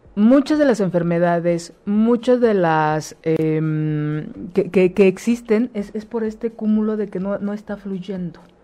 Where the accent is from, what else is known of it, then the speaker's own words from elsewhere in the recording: Mexico; Nosotros como pueblo mexicano